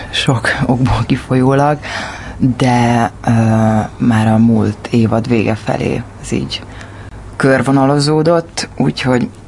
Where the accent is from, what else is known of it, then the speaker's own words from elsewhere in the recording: Hungary; Igen, ott születtem 31 évvel ezelőtt. Aztán ö, oda jártam általános iskolába.